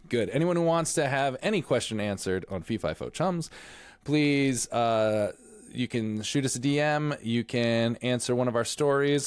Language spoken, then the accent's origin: English; Stratford, Connecticut, United States; I was born and raised in Stratford, Connecticut